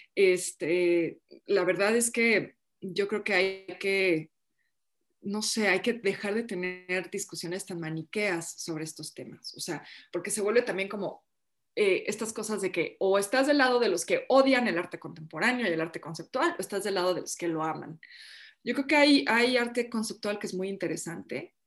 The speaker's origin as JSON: {"language": "Spanish", "country": "Mexico", "said": "yo ya soy mexicana, pues, para mí México pues es, mi hogar, es mi país, es mi cultura"}